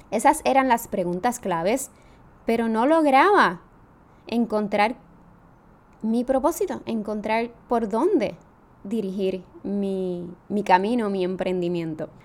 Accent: Jayuya, Puerto Rico; now in San Juan, Puerto Rico; soy natural de Jayuya, aunque vivo en San Juan, Puerto Rico.

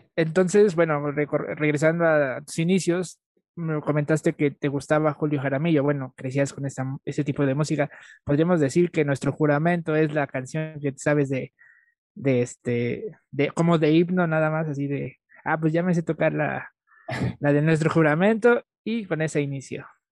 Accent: Mexico; como todo mexicano

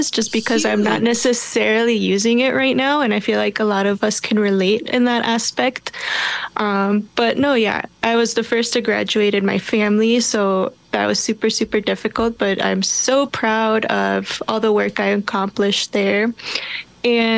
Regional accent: Minneapolis, Minnesota, United States; I grew up in Minneapolis, South Minneapolis to be exact

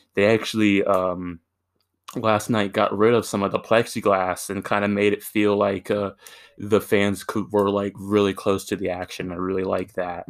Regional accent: Virginia, United States; I'm from Virginia

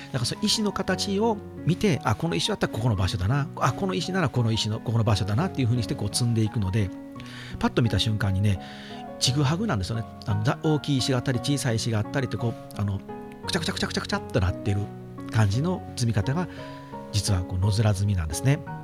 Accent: Wakayama, Japan; 和歌山県出身っていうのもあるんですけど

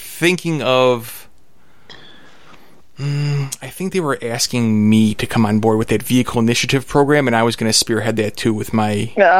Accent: Chicago, Illinois, United States; I'm from Chicago.

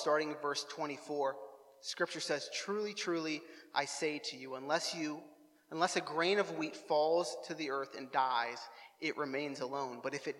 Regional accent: New Waterford, Nova Scotia, Canada; I'm reminded of all the times of growing up in New Waterford and driving through New Waterford in the late spring and the early summer and smelling that fresh aroma of poop.

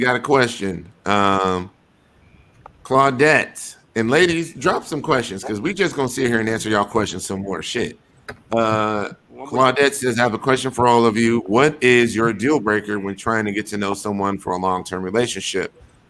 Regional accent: Wisconsin, United States; also born or lived in Atlanta / Denver / Houston / Chicago; I'm a nigga from Wisconsin. We ain't got no goddamn Ballroom out there.

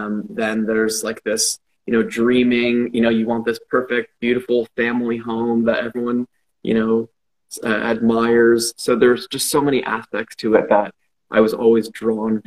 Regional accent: Toronto, Ontario, Canada; born and raised in Toronto, to a big family.

